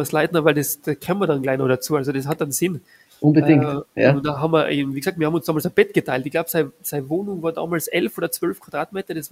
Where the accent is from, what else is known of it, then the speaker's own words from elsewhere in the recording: Innsbruck, Tyrol, Austria; Das war so die Zeit zwischen genau dem, der Matura und eben dem, dem Bundesheer. Und da gibt es bei uns in Innsbruck äh, die älteste Konditorei äh, Tirols